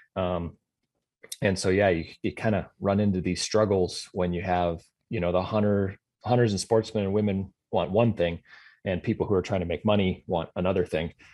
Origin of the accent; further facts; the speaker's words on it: Sioux Falls, South Dakota, United States; moved away as an adult; also born or lived in Iowa / Colorado / Montana; now in Fargo, United States; born in South Dakota, grew up in Sioux Falls